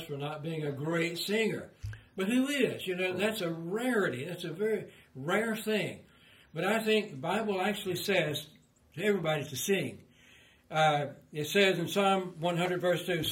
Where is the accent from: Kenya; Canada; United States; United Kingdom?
United States; Kiamichi Mountains, southeast Oklahoma; now in Tennessee, United States; I grew up in the Kamishi Mountains.